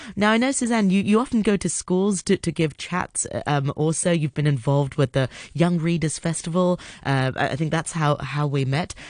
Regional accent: Hong Kong; I'm from Hong Kong. I'm born and raised here.

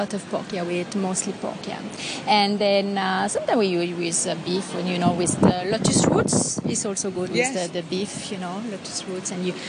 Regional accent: a town close to Vienne, Auvergne-Rhône-Alpes, France; moved away as an adult; now in Hong Kong; I'm not from Paris. I'm from a town, you know, close to Vienne.

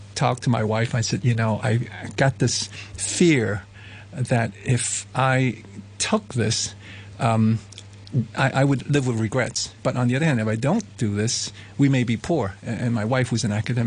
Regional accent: Hong Kong; moved away; I'm from Hong Kong, so I sort of came back here.

